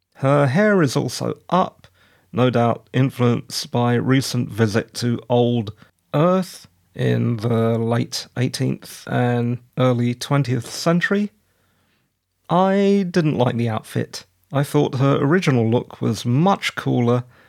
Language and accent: English; United Kingdom; I'm British